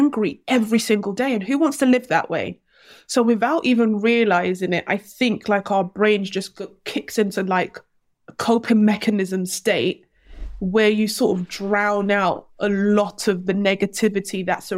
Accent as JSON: {"language": "English", "region": "London", "country": "United Kingdom", "tie": "born or raised there", "said": "I grew up in Hackney before Hackney became cool."}